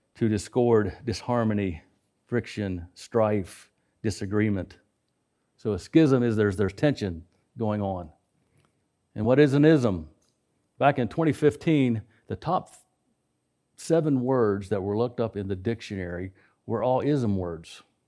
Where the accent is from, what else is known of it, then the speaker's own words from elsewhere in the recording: West Virginia, United States; I grew up in West Virginia